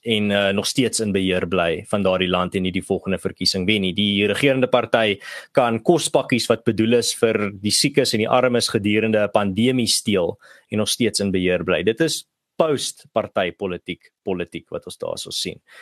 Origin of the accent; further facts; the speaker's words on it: South Africa; as 'n Suid-Afrikaner